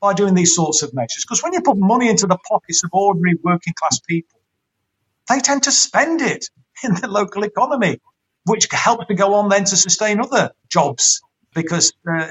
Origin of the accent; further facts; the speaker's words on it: Derby, East Midlands, United Kingdom; I'm a local person, born and bred in Derby, lived here in and around Derby all my life